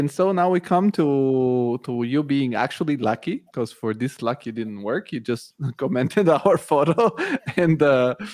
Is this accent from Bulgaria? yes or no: yes; Bulgaria; English is a second language; because I'm from Bulgaria, V-Ray is from Bulgaria. Bulgaria is a big hub for for Archviz, and so this is how I found out.